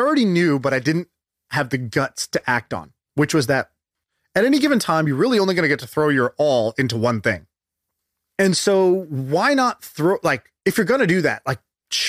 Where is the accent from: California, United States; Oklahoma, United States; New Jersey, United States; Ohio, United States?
Oklahoma, United States; Tulsa; born there; also born or lived in Denver / Texas / China / Indonesia; Tulsa. Yeah. Denver, Texas, China, Indonesia, Australia, San Francisco. Yeah, that's it. And maybe a little bit of London too.